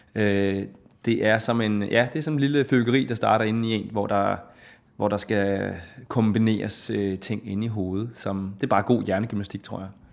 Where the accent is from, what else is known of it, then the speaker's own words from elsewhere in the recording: Hillerød, Capital Region of Denmark, Denmark; also born or lived in Copenhagen; Jeg er født i København og opvokset i Hillerød